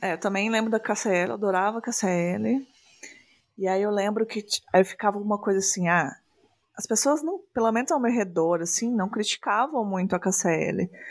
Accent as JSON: {"language": "Portuguese", "region": "Minas Gerais", "country": "Brazil", "said": "eu sou aqui de Minas Gerais"}